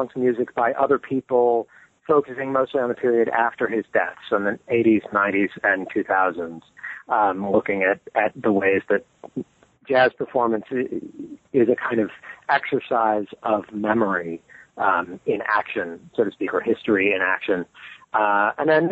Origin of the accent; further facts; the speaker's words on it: Modesto, California, United States; I grew up in California in the Central Valley, so not far from the Redwood Country, but not quite in it, in the city of Modesto.